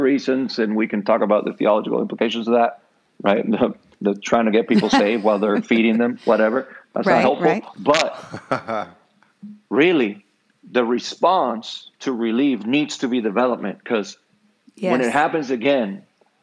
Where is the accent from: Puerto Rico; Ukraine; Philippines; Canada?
Puerto Rico; first language Spanish (Puerto Rican); English is a second language; I am from Puerto Rico. My first language is, it's not Spanish, it's Puerto Rican.